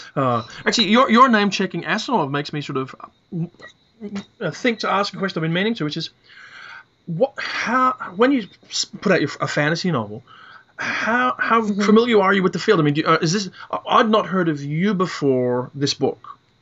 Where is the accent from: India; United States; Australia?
Australia; Perth, Western Australia; I was growing up in Perth, Western Australia, where in 1970 it was stinking hot